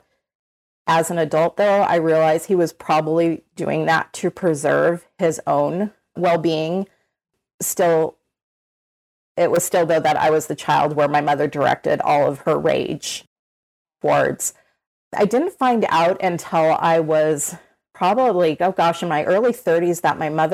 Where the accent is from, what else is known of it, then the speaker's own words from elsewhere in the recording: Orange County, California, United States; I grew up in Orange County, California. I've lived in California my entire life